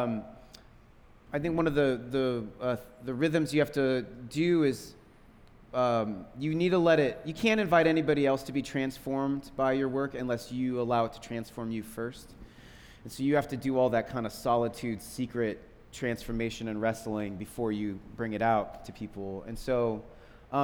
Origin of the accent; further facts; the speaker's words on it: Seattle, Washington, United States; I grew up in Seattle with …